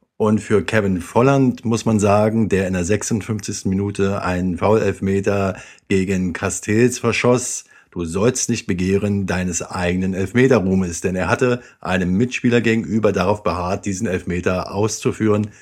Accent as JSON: {"language": "German", "region": "Berlin", "country": "Germany", "tie": "born or raised there", "said": "ich in meiner Jugend in den Käfigen in Berlin-Wedding mit Nico Kovac hin und wieder gekickt und gebolzt habe"}